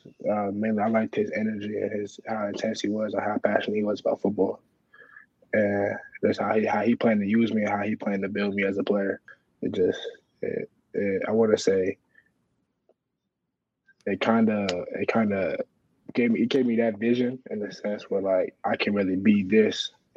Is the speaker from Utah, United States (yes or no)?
no; Illinois, United States; Southern Illinois.